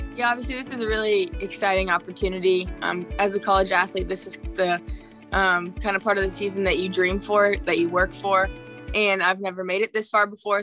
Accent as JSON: {"language": "English", "town": "St. Joseph", "region": "Missouri", "country": "United States", "tie": "born or raised there", "said": "my hometown environment"}